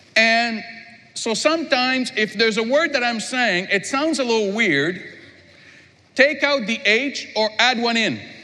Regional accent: Quebec, Canada; I'm from Quebec

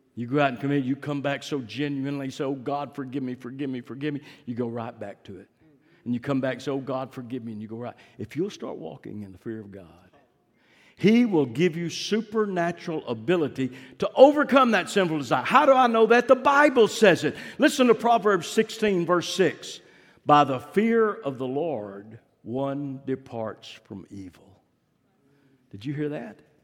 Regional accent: Fort Worth, Texas, United States; I grew up in Fort Worth, East Fort Worth.

